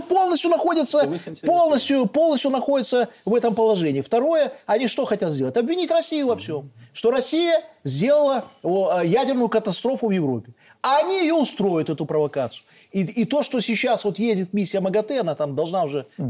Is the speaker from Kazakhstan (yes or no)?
no; Belarus; мы белорусы